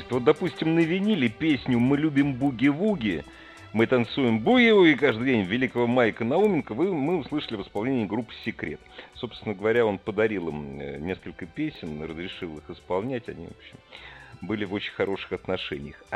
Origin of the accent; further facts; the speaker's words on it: Moscow, Russia; Ну что, я из Москвы, конечно, висел.